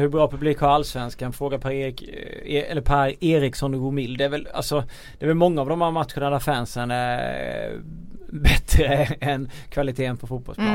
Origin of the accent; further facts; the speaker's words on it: Småland, Sweden; som smålänning